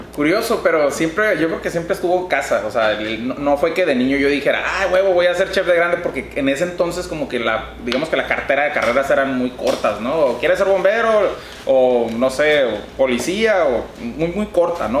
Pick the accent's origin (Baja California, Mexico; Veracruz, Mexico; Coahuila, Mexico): Baja California, Mexico; Mexicali; also born or lived in Tijuana; Yo aquí de Mexicali, Cachanilla, huevo, este, principalmente, pues, desde que nací me quedé aquí viviendo y estudiando toda, la, eh, toda mi vida